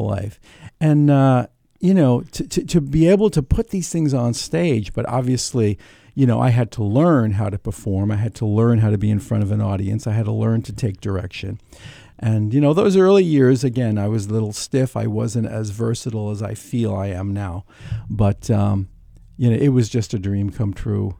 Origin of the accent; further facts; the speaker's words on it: New York City, New York, United States; also born or lived in Brooklyn; I was born in Brooklyn. I was raised in Queens